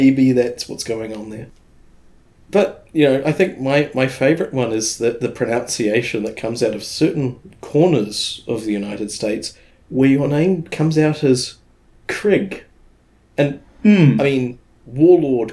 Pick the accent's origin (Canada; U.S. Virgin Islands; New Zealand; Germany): New Zealand; Auckland; I hail from Auckland, New Zealand